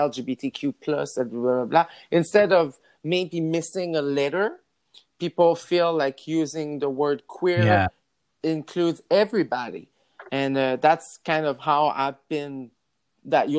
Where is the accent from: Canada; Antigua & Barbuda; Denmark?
Canada; New Brunswick; first language French; English is a second language; moved away; I'm from New Brunswick, so a small town where they don't really have those discussion ever.